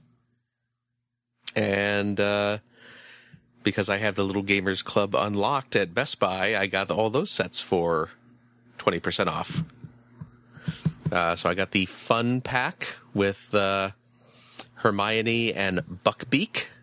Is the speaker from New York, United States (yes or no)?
no; Chicago, Illinois, United States; I am from the Chicagoland area